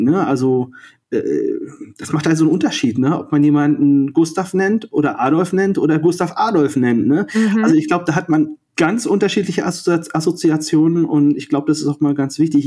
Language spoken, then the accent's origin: German; Rostock, Mecklenburg-Vorpommern, Germany; ich bin 1979 in Rostock geboren